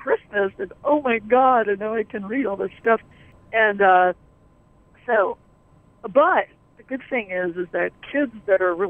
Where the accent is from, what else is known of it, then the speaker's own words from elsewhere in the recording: Westchester County, New York, United States; moved away as an adult; also born or lived in Fort Collins, Colorado; I grew up in the suburbs. I grew up in Westchester County